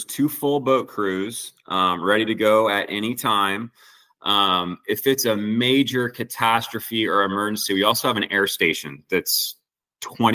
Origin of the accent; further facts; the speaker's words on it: Santa Cruz, California, United States; I grew up in Santa Cruz, California.